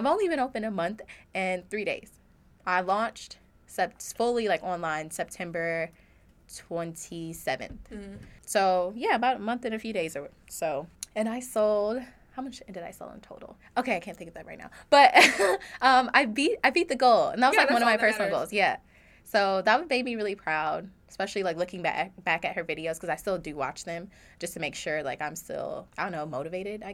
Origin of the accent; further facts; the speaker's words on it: Toledo, Ohio, United States; moved away; I'm from Toledo